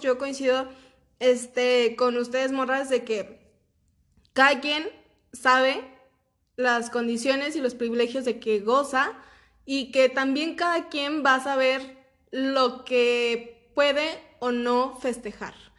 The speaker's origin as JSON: {"language": "Spanish", "country": "Mexico", "said": "yo como ciudadana mexicana"}